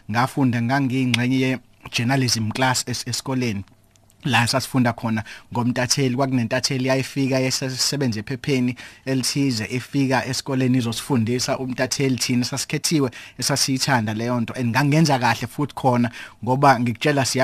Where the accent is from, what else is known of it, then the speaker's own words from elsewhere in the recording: Umlazi, KwaZulu-Natal, South Africa; also born or lived in Johannesburg / Pretoria; now in Durban, South Africa; insizwa edabuka eMlazi ngwasemlazi eh ngazalelwa khona eMlazi ngakhulela khona eMlazi